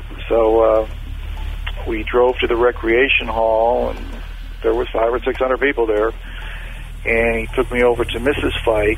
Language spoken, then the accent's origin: English; Daytona Beach, Florida, United States; And I went up to a woman, and I told her that who I was, and I was from Daytona Beach.